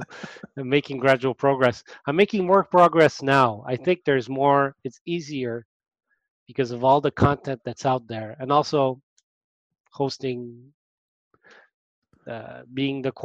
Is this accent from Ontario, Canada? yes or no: no; Montreal, Quebec, Canada; born or raised there